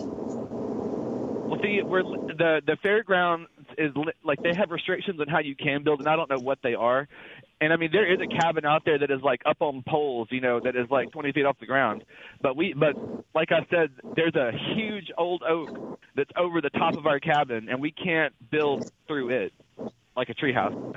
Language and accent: English; Philadelphia, Mississippi, United States; I'm from Philadelphia, Mississippi, but I am in Little Rock now because I'm a truck driver